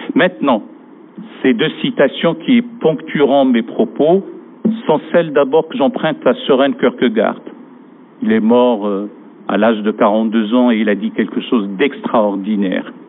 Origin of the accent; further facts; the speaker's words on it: France; chez nous, en France